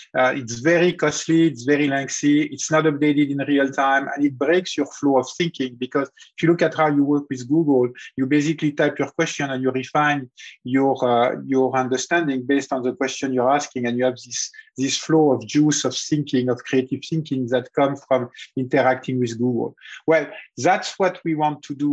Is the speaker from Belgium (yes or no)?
no; Lorraine, Grand Est, France; moved away as an adult; now in United States; I grew up in the 70s in a region close to the German border called Lorraine